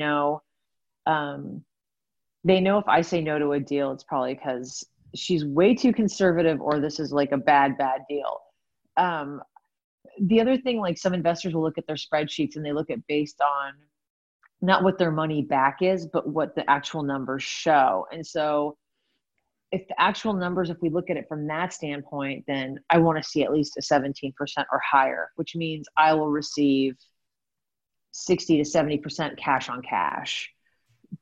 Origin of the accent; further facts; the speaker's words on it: California, United States; I'm from California